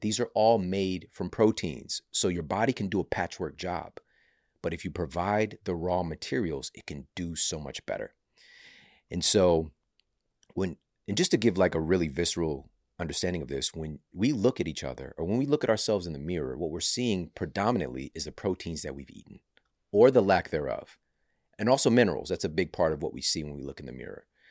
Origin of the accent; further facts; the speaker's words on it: St. Louis, Missouri, United States; Saint Louis University, which is, you know, my hometown